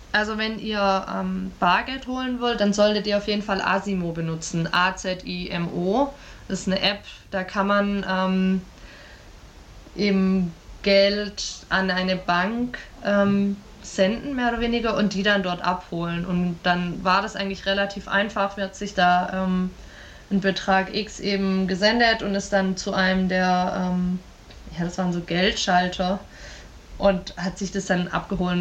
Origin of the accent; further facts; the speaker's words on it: Germany; als Europäer oder als Deutsche